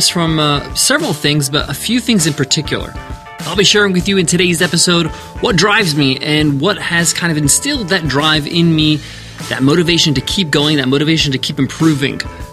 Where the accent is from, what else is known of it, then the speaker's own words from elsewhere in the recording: New York, United States; me and my sisters were born in the U.S. We grew up in New York